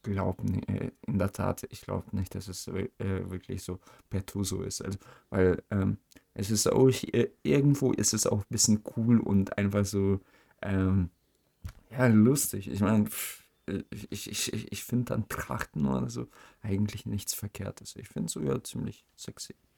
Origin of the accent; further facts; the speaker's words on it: Germany; auch als Deutscher